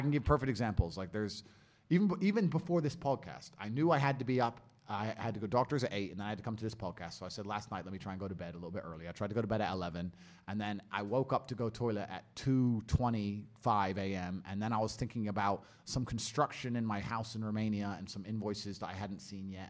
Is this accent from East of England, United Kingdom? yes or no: yes; Luton, East of England, United Kingdom; I grew up in Luton, poor on a council estate